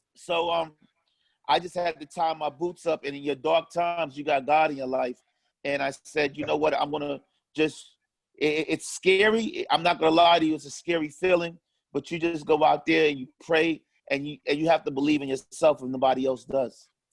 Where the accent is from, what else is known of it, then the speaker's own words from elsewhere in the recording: New York City, New York, United States; also born or lived in Harlem; I grew up in Harlem, but was raised in Far Rockaway, Queens